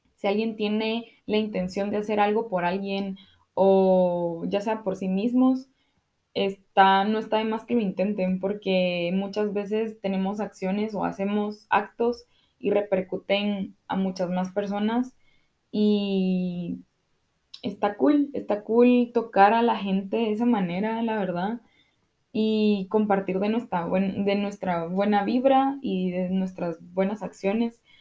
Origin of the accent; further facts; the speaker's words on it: Guatemala; como guatemaltecos